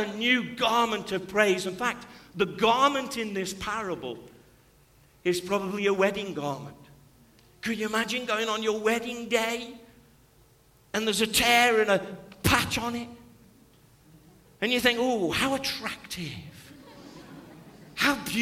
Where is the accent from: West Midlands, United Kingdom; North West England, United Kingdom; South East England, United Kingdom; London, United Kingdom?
West Midlands, United Kingdom; Stoke-on-Trent; I'm from Stoke-on-Trent